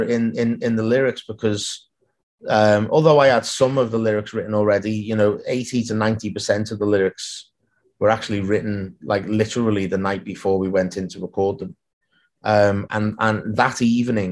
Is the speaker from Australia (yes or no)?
no; Liverpool, North West England, United Kingdom; I grew up in Liverpool, and so did my grandparents